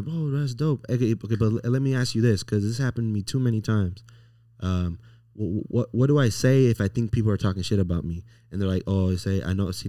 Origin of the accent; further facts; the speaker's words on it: Las Vegas, Nevada, United States; also born or lived in Los Angeles, California; I'm 27 now. So I've been my whole life from Vegas. So I'm from Vegas